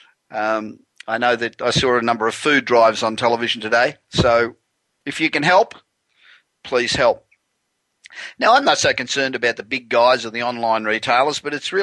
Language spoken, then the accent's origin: English; Los Angeles, California, United States; I'm broadcasting tonight from my hometown of Los Angeles